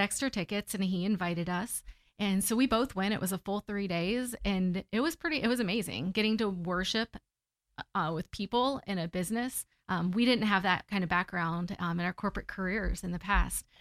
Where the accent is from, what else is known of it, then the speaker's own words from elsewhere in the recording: Central Florida, United States; also born or lived in Texas; I'm from here. I grew up in Central Florida.